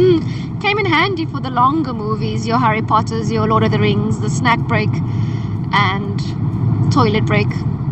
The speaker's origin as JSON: {"language": "English", "town": "Paarl", "region": "Western Cape", "country": "South Africa", "said": "So I'm from Paul, where there is no big, you know, the usual theater brands."}